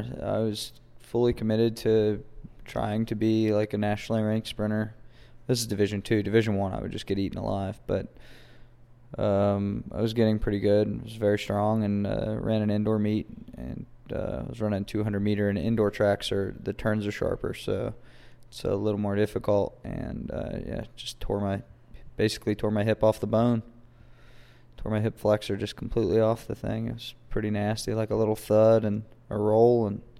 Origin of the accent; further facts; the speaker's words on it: Weston, West Virginia, United States; also born or lived in Charleston, West Virginia; I'm from Weston, West Virginia. All right. Born in Charleston.